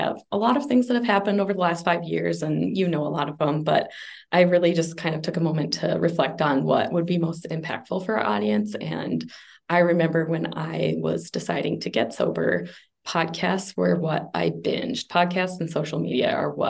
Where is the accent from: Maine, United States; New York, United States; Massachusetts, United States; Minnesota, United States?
Minnesota, United States; moved away; also born or lived in Las Vegas; I am from Minnesota, Ashley's area, although I've been very nomadic lately, so kind of everywhere in the United States.